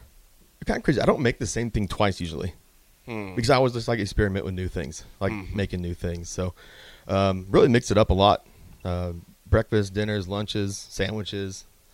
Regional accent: Lincoln, Nebraska, United States; From here in Lincoln.

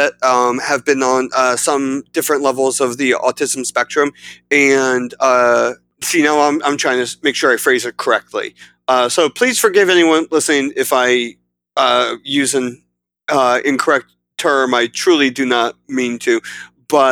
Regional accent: South Central Pennsylvania, United States; I am from South Central Pennsylvania

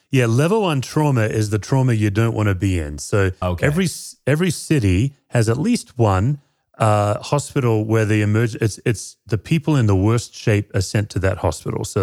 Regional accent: Perth, Western Australia, Australia; moved away as an adult; also born or lived in Tennessee, United States; now in Colorado, United States; Yeah, I grew up in Perth, Western Australia.

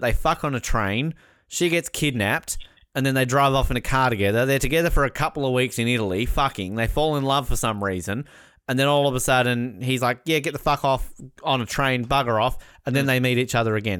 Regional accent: Australia; I am Australian.

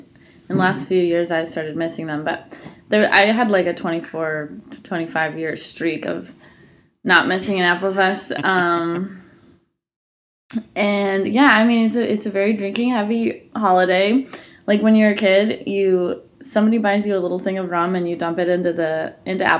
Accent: Bayfield, Wisconsin, United States; moved away; My hometown is, like, 400 people.

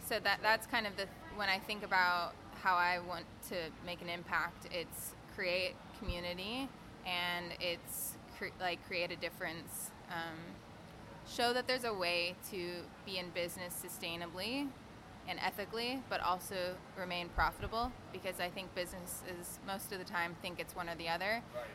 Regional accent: Fresno, California, United States; moved away as an adult; also born or lived in Ventura, California / Australia; Fresno, which is four hours north in my hometown

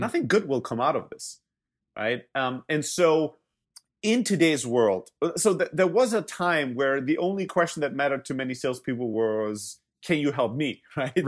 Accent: Germany; moved away; also born or lived in Greece; I'm originally from Greece, grew up in Germany

